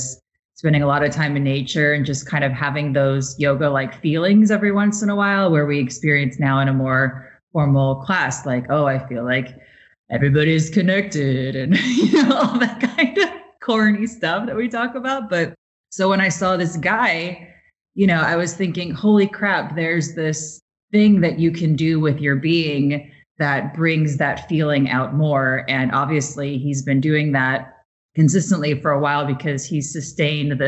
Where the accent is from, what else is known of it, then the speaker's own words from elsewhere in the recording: Midwest, United States; moved away as an adult; also born or lived in Chicago; now in New York, United States; I'm from the Midwest, so it's Tara where I'm from